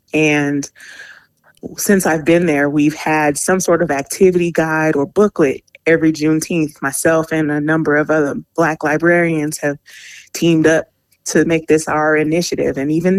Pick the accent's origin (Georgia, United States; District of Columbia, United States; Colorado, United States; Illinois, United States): Colorado, United States; Aurora; growing up in Aurora, I went to Cart Elementary, East Middle School, Hinckley High School, Gateway High Schools